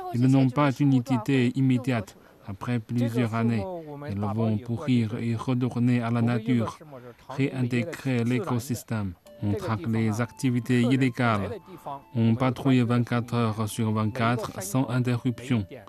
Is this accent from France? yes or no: no; Chenzhou, Hunan, China; now in Zhangjiajie, China; Je suis de la province du Hunan, mais je viens de Chenzhou